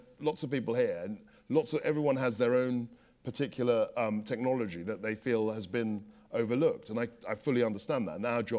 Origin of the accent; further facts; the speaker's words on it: London, United Kingdom; I was brought up in London. My family are from Ghana.